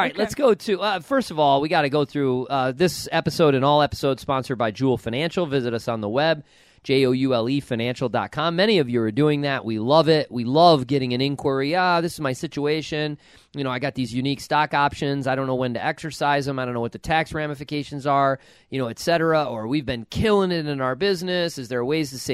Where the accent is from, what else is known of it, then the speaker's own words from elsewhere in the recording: Buffalo, New York, United States; I grew up near Buffalo.